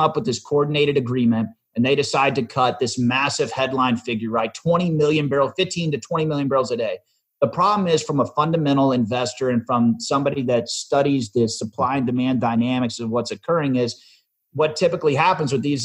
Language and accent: English; Dallas, Texas, United States; my hometown is Dallas, Texas, born and raised here.